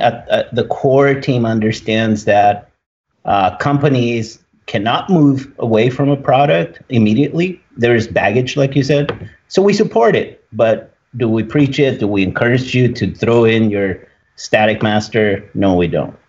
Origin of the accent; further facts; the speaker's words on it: Tijuana, Baja California, Mexico; moved away; I was born in Tijuana